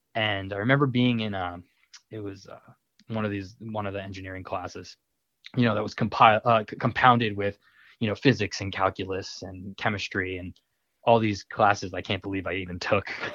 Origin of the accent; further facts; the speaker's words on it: Long Island, New York, United States; moved away; I'm I'm from Long Island